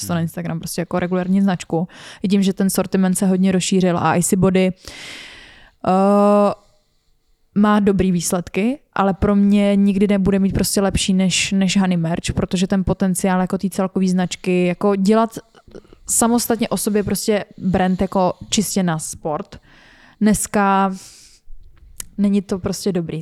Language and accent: Czech; Czechia